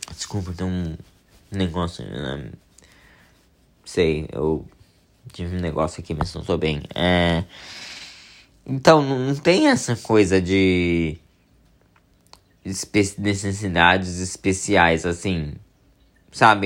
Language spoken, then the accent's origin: Portuguese; São Paulo, Brazil; moved away as an adult; now in California, United States; mas eu sou de São Paulo, a família da minha mãe é de São Paulo